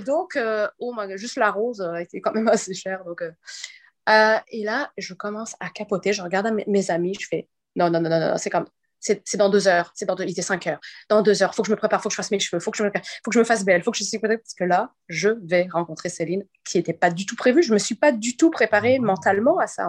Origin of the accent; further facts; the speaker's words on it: Quebec, Canada; je suis québécoise aussi